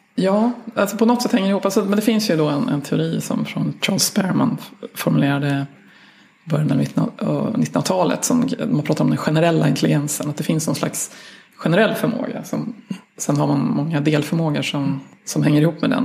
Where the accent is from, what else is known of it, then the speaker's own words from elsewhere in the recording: Sweden; jag är svensk vetenskapsjournalist